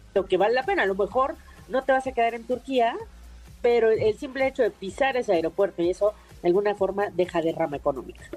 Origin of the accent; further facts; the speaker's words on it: Mexico City, Mexico; nosotros como chilangos